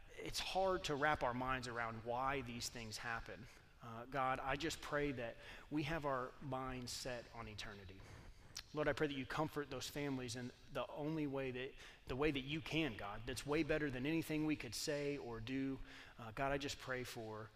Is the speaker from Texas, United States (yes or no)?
yes; Texas, United States; moved away; I am from Texas